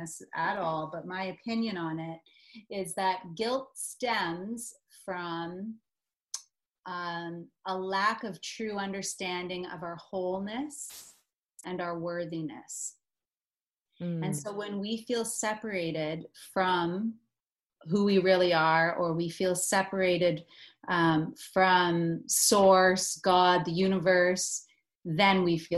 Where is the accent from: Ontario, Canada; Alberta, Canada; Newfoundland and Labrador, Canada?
Ontario, Canada; Stratford; I'm from Stratford, Ontario